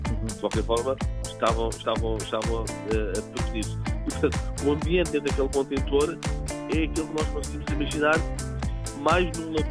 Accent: Portugal; born or raised there

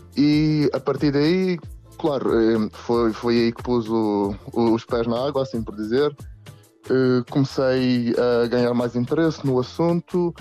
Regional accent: Camacha, Madeira, Portugal; moved away as an adult; now in Brussels, Belgium; sou originalmente da Camacha, na Madeira, mas agora encontro-me a trabalhar em Bruxelas

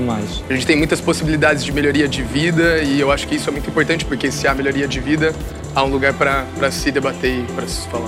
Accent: Vila Real de Santo António, Faro, Portugal

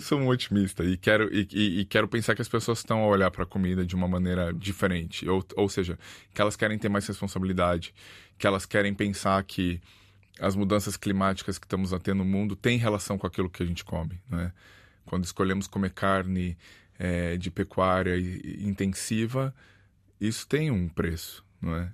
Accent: Brazil; now in Porto, Portugal; Eu sou, eu sou do Brasil

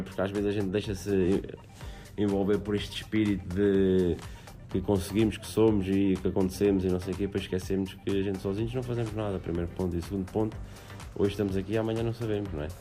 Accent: Aveiro, Centro, Portugal

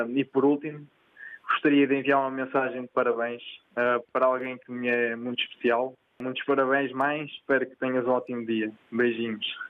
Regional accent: Porto, Norte, Portugal; also born or lived in Gralheira, Cinfães (family origin) / São Tomé and Príncipe; Eu sou do Porto, Pedroços

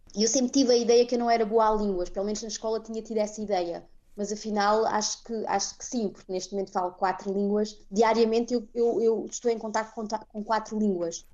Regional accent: Faro, Algarve, Portugal; moved away as an adult; also born or lived in Amsterdam, Netherlands; now in Netherlands; a Algarvia de Faro, eu saí de Portugal

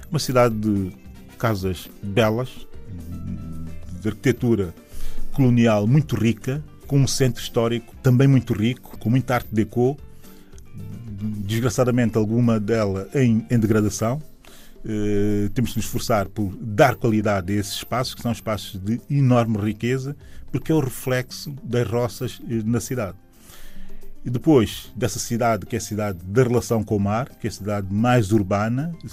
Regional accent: São Tomé, Água Grande, São Tomé & Príncipe; sou da cidade de São Tomé. Uh, a minha cidade, a minha cidade hoje começa no aeroporto uh, de São Tomé e Príncipe, aeroporto internacional, se quisermos.

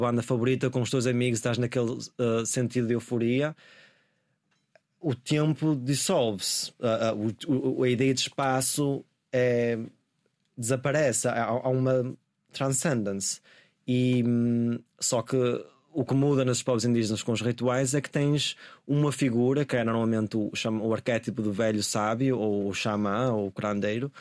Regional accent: Guimarães, Norte, Portugal; moved away as an adult; also born or lived in London; a cidade seja um lugar onde eu sinto que pertenço uh, onde cresci e tudo

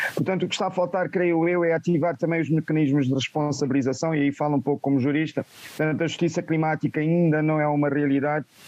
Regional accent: Beira, Sofala, Mozambique; sou natural da Beira

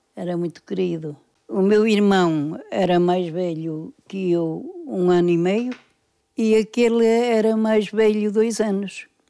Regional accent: Porto, Norte, Portugal; Nasci cá, nasci na Casa 10

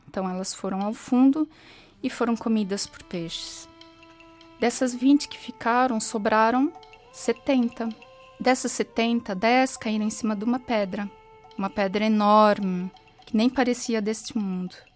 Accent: São Paulo, Brazil; moved away as an adult; now in Portugal; Eu nasci e cresci em São Paulo, no Brasil.

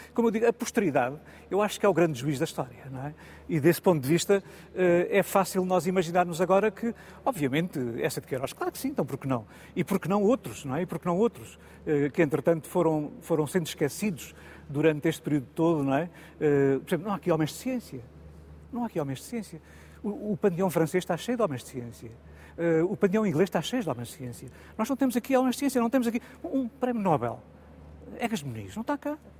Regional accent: Portugal; sinto como português, como português comum

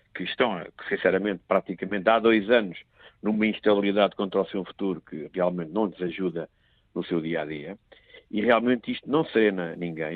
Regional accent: Portugal; como português

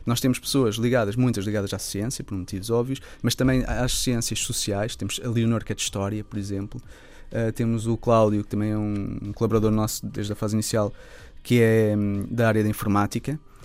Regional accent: Lisbon, Portugal; sendo Lisboeta

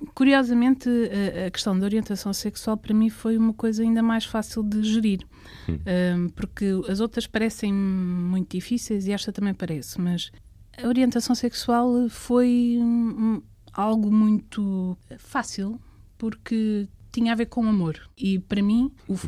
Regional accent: Coimbra, Centro, Portugal; minha terra é Coimbra

